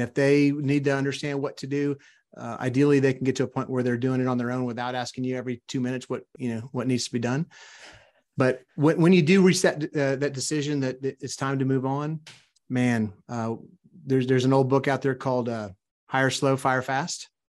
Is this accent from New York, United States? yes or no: no; South Louisiana, United States; also born or lived in Arkansas; now in Texas, United States; I grew up in South Louisiana